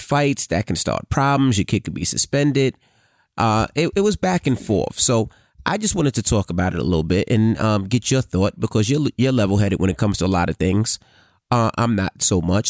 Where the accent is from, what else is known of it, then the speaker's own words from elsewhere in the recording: New York City, New York, United States; I grew up in Queens Village